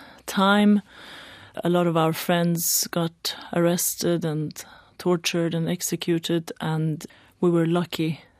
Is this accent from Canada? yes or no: no; Iran; born there; English is a second language; I'm not Swedish, as you can see. I was born in Iran, basically straight into the revolution.